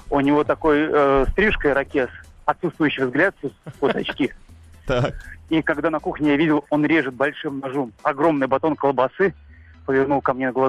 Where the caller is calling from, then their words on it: Moscow, Russia; Из Москвы.